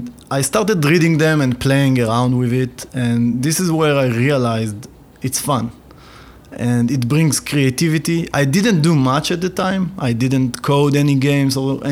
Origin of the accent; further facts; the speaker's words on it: Ramat HaSharon, Tel Aviv District, Israel; I grew up near Tel Aviv in Ramat HaSharon.